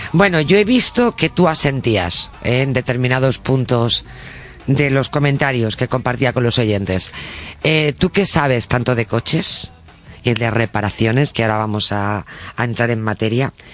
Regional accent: Tui, Galicia, Spain; now in Madrid, Spain; soy de Tui.

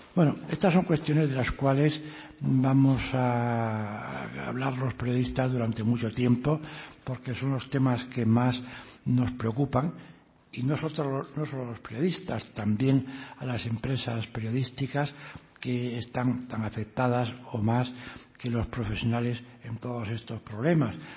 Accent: Asturias, Spain; Asturias, a mi tierra

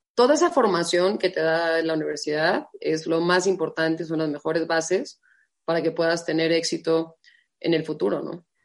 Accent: Guadalajara, Jalisco, Mexico; moved away as an adult; also born or lived in Tucson, Arizona; now in Mexico City, Mexico; nací en Guadalajara, ¿no? Tengo dos hermanos grandes, Javier y Alejandro, y una hermana chica, Daniela. Eh, crecí en una familia común y corriente

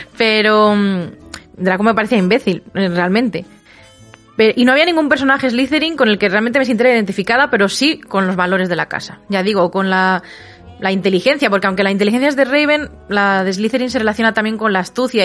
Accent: Segovia, Castile and León, Spain; me fui a Madrid de excursión desde Segovia, mi ciudad natal

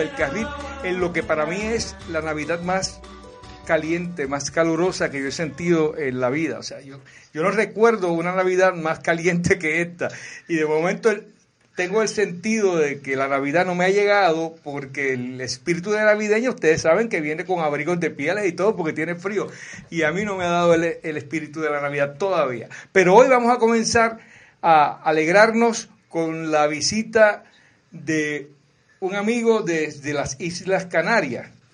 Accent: Puerto Rico; conocemos los puertorriqueños

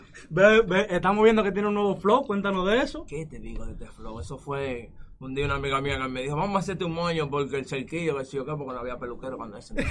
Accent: Villa Mella, Distrito Nacional, Dominican Republic; tengo 22 años, soy de Villamella, del Sol de Luz.

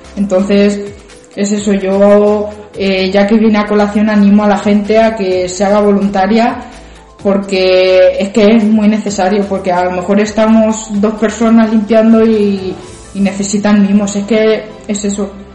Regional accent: Ciudad Real, Castilla-La Mancha, Spain; vivo aquí en Ciudad Real, nacida en Ciudad Real también

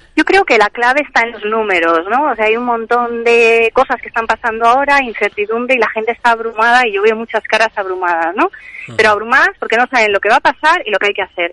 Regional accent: Spain; cómo somos los españoles

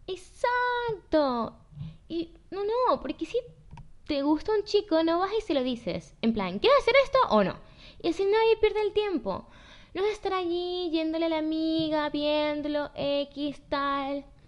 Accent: Venezuela; nacimos en Venezuela

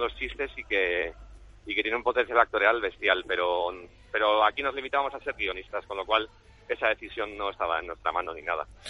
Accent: San Sebastián, Basque Country, Spain; Como tamborreto que salí en la tamborra de San Sebastián infantil durante siete años

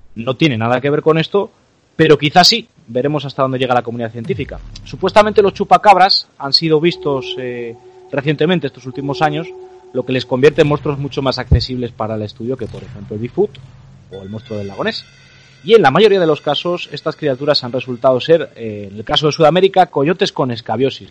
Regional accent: León, Castile and León, Spain; los que somos de León y los que somos de, la zona de León, Asturias y tal

